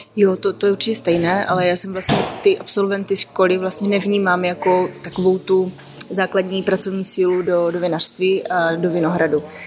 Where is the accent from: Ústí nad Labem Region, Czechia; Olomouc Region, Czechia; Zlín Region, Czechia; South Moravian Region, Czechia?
South Moravian Region, Czechia; já pocházím z Jižní Moravy, takže vlastně víno jako vlastně kulturní nápoj je tam už úplně od malička